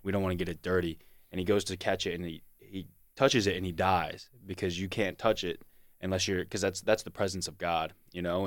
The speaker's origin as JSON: {"language": "English", "town": "Fredericksburg", "region": "Virginia", "country": "United States", "said": "I'm from Fredericksburg, Virginia"}